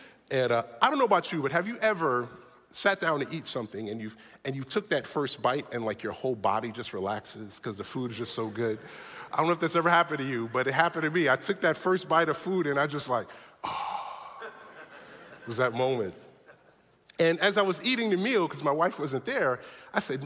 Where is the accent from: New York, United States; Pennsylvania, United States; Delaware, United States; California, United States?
New York, United States; New York City; moved away; I grew up in New York City